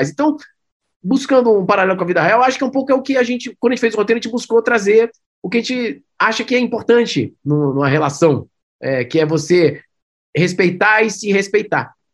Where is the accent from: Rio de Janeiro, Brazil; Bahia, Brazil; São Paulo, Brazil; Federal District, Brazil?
Federal District, Brazil; Brasília; Eu sou, eu sou brasiliense, né? Então tem muita coisa minha também no filme, coisas que eu botei que eu emprestei da minha vida.